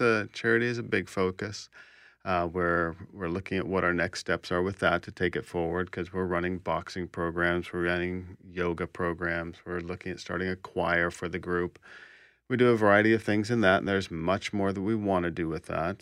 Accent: Kansas City, Kansas, United States; moved away as an adult; also born or lived in Texas; now in Winnipeg, Canada; I was born in Texas, was raised in Kansas, and I've lived in Winnipeg now twenty-eight years.

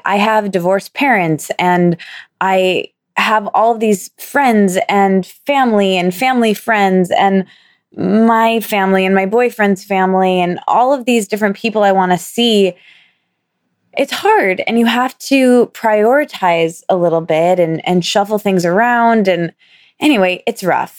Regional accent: Michigan, United States; moved away as an adult; now in New York City, United States; my hometown slash my college town, same place for me

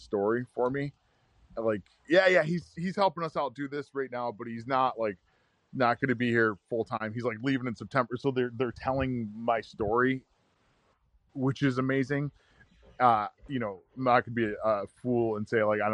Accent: New York, United States; I'm from New York, it's like yellow cabs and skyscrapers and all I see is farmland and turkey and deer

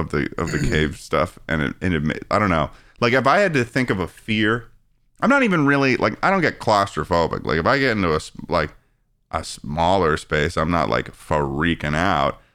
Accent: Massachusetts, United States; moved away as an adult; now in Los Angeles, United States; growing up in Mass, growing up in Massachusetts

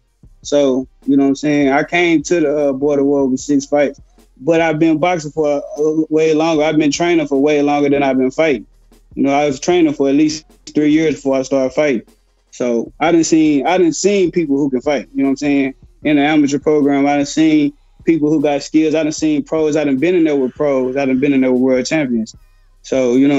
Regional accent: Dallas, Texas, United States; I'm not from Houston. I'm from Dallas

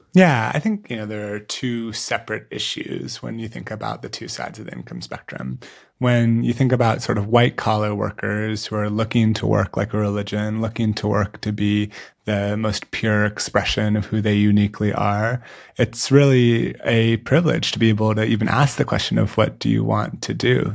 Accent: San Francisco, California, United States; the San Francisco Giants, my hometown baseball team

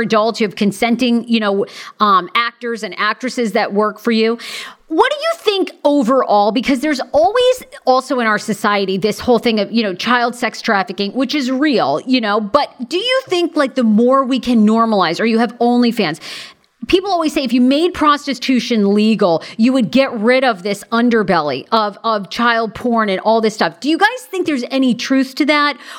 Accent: Maine, United States; moved away; I'm from Maine originally

